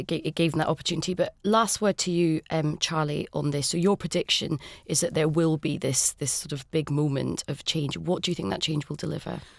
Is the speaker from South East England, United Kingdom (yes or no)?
no; Scotland, United Kingdom; I'm Scottish